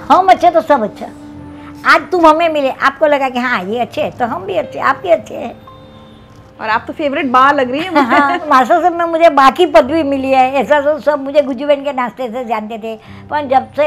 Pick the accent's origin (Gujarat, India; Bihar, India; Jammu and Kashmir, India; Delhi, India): Gujarat, India; और हम तो गुजराती लोग गए रहे तो हमें तो जो हमारा पुरानी रेसिपी है वही